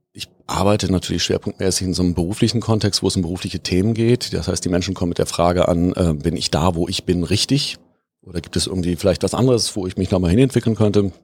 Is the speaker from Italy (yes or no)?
no; Bonn, North Rhine-Westphalia, Germany; moved away as an adult; also born or lived in Hamburg; Ich bin ähm, gebürtiger Bonner